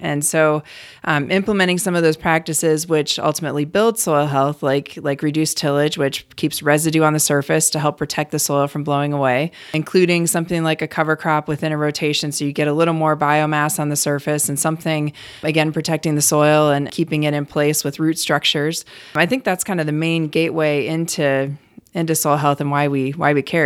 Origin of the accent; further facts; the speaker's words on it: Cleveland, Ohio, United States; moved away as an adult; also born or lived in Colorado / Wyoming / Virginia; now in North Dakota, United States; I grew up in Cleveland, Ohio, not having anything to do with agriculture